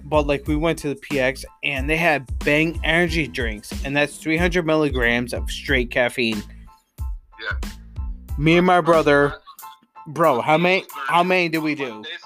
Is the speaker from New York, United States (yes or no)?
yes; Johnstown, New York, United States; I come from a uh, and I'll quote and quote this, Johnstown